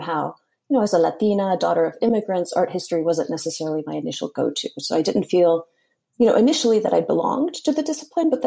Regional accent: Hialeah, Florida, United States; I was born in Hialeah, Florida. Both of my parents are Cuban

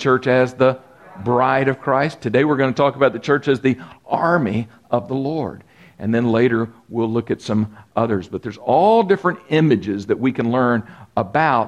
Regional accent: Texas, United States; I grew up in Texas

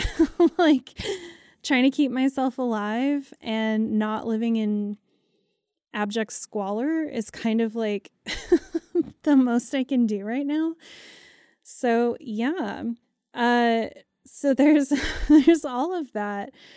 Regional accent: United States; as an American

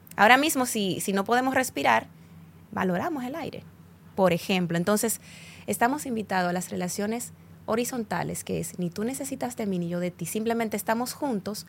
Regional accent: Dominican Republic

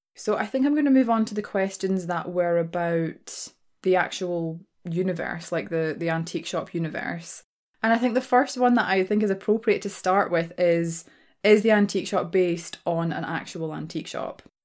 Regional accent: Glasgow, Scotland, United Kingdom; accent: Glaswegian; I am a born and raised Glaswegian, right? That's my accent.

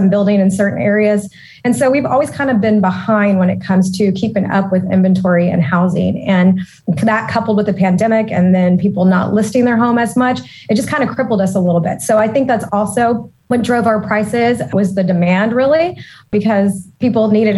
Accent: Austin, Texas, United States; I was born and raised in Austin. And so as a native Austinite

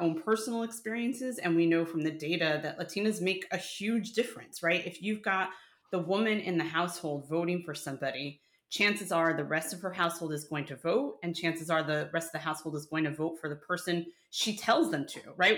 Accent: New York, United States; moved away; The New Yorker in me, Mike. I'm not a New Yorker anymore, but the New Yorker in me

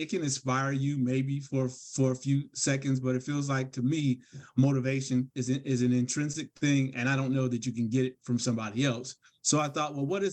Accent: Gary, Indiana, United States; I grew up in Gary, Indiana

